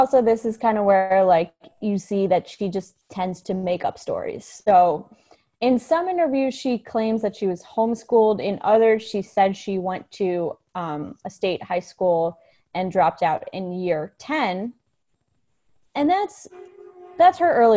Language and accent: English; United States; as an American